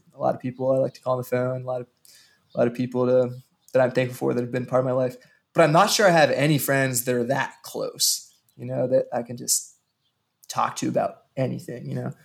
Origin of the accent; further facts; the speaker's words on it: Western Maryland, United States; now in Kansas City, United States; where I grew up in Western Maryland